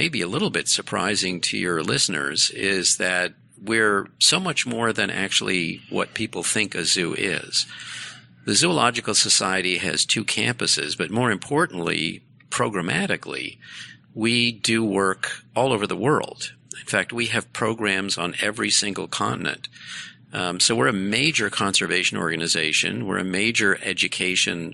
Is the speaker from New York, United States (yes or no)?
no; Boston, Massachusetts, United States; moved away as an adult; now in Detroit, United States; Growing up in Boston